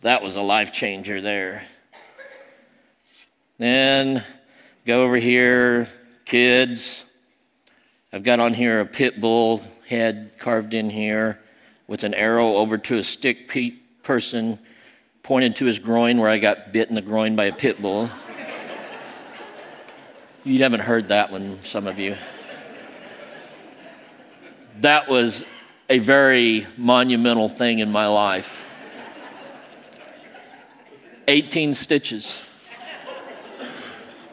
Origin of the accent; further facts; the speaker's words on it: Southern Illinois, United States; also born or lived in Seoul, South Korea; I was adopted, raised by rednecks in Southern Illinois. I was adopted from Seoul, Korea, South Korea